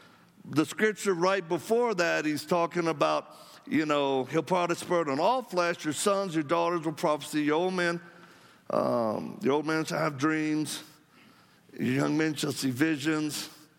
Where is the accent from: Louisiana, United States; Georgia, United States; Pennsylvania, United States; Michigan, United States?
Louisiana, United States; accent: Cajun; moved away; My background, I'm from Louisiana. Anybody else from Louisiana? God bless y'all. Let's give thanks to the Lord. I escaped. You know, I was raised down by the swamps or bayous. I mean, my mama spoke French before she did English. So I know French well